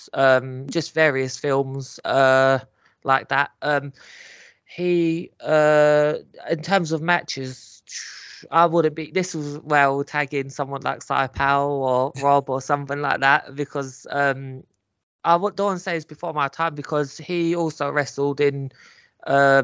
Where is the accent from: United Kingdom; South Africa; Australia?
United Kingdom; England; I was born here